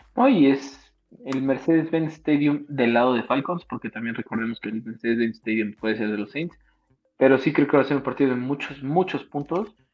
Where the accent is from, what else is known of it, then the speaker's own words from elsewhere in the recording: Mexico; Como mexicano no me afectó mucho a mí estar allá